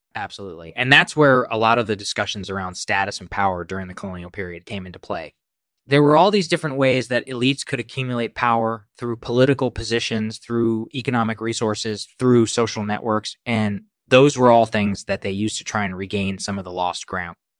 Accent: India; moved away; I was born in India, and I spent my formative years there

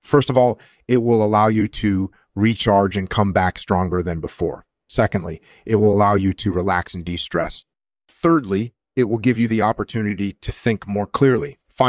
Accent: Hawaii, United States; I was born and raised in Hawaii, and I enlisted in the military at the age of 19.

